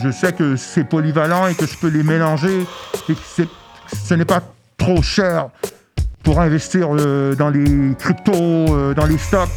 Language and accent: French; Montreal, Quebec, Canada; also born or lived in Queens, New York / Brooklyn, New York; je viens de Montréal